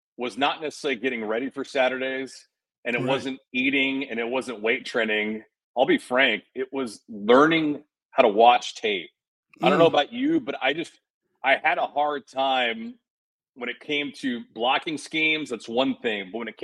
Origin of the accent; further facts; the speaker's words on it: Southern California, United States; moved away as an adult; also born or lived in Los Angeles; now in Fort Lauderdale, United States; Southern California cat, I moved to South Florida this year